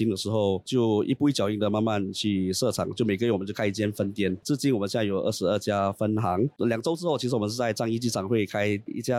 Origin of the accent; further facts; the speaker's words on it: Singapore; 来自新加坡的